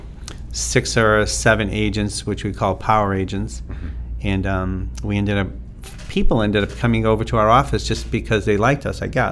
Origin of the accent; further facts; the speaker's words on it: Lawrence, Massachusetts, United States; also born or lived in Methuen, Massachusetts / Germany / Michigan; born in Lawrence, Massachusetts, Prospect Hill